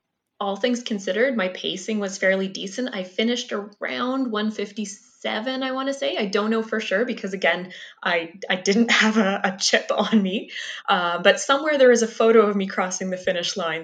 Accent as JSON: {"language": "English", "town": "Peterborough", "region": "Ontario", "country": "Canada", "tie": "born or raised there", "moved": "as an adult", "lives_now": "Winnipeg, Canada", "said": "My hometown is Peterborough, Ontario"}